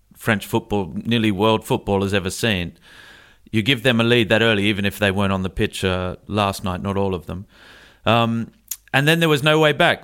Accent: Australia; moved away; I say that as an Australian

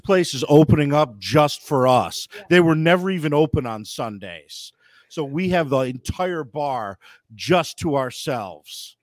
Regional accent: Buffalo, New York, United States; moved away as an adult; now in Baton Rouge, United States; grew up in the Elmwood uh, Village and just a diehard Buffalo

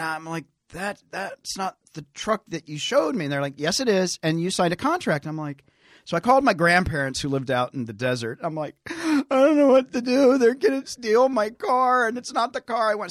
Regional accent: Tennessee, United States; moved away; I'm a hick from Tennessee

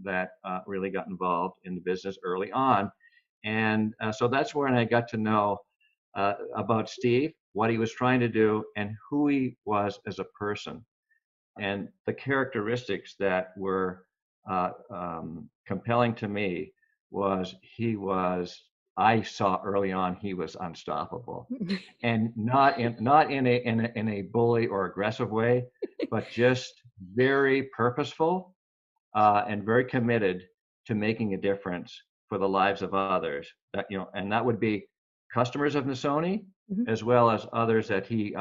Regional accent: Canada; I'm from Canada.

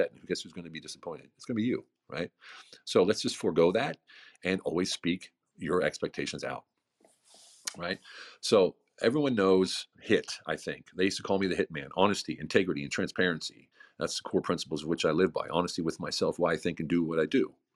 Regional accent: United States; moved away as an adult; also born or lived in Germany; now in Hungary; I'm living in Hungary as an American in a village of 2,000 people

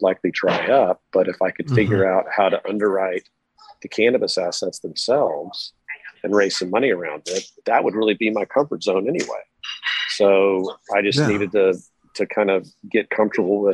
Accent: Dallas, Texas, United States; also born or lived in Austin; I grew up in Dallas. Was actually born in Austin

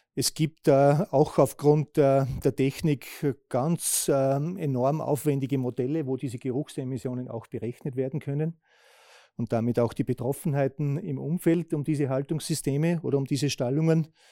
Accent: Austria; bei uns in Österreich

